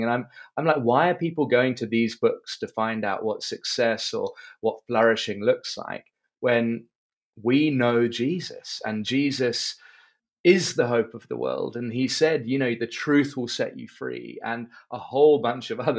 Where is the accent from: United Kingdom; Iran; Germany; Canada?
United Kingdom; London; moved away as an adult; now in Cape Town, South Africa; I'm from London originally. And have been living in Cape Town, South Africa for the last 15 years. I moved here age 23